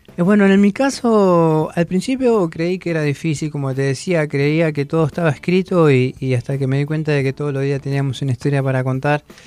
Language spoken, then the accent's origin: Spanish; Pedro Luro, Buenos Aires Province, Argentina; moved away as an adult; no soy de Buenos Aires, soy de Pedro Luro, partido de Villarino, eh, al límite de la Patagonia, el río Colorado